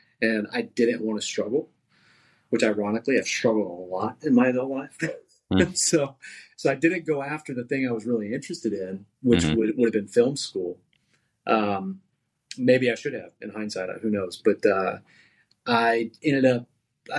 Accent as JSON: {"language": "English", "area": "Dallas-Fort Worth Metroplex", "region": "Texas", "country": "United States", "tie": "born or raised there", "also_born_or_lived": "San Marcos, Texas", "said": "I grew up in the Dallas-Fort Worth Metroplex"}